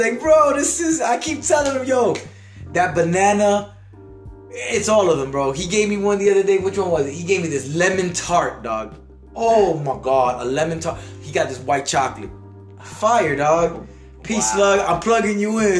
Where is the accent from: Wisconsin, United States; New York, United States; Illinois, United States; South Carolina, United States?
New York, United States; New York City; I, am from Little Italy